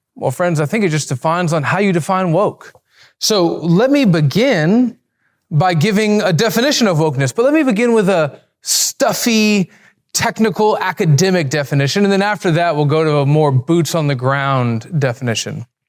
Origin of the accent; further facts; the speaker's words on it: Alabama, United States; I'm from Alabama. We talk like that.